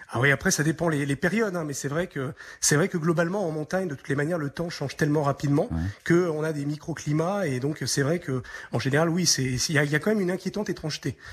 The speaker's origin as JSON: {"language": "French", "country": "France", "moved": "yes", "lives_now": "Romania", "said": "en tant que Français"}